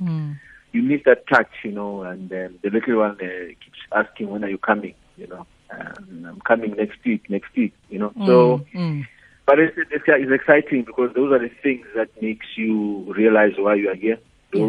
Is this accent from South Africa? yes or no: yes; South Africa; moved away as an adult; now in Tanzania; I'm a South African who's living in Tanzania